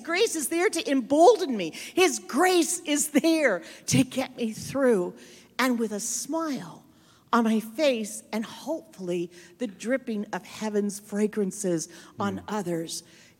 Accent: Cape Town, Western Cape, South Africa; So I'm from Cape Town.

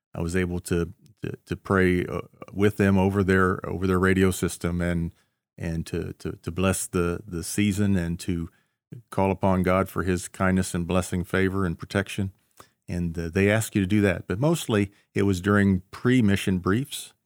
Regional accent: Cedarville, Ohio, United States; moved away as an adult; also born or lived in Tacoma, Washington; growing up in Cedarville, you know, we didn't move a lot. Uh, no. I, I, lived in the same house first twenty some years of my life

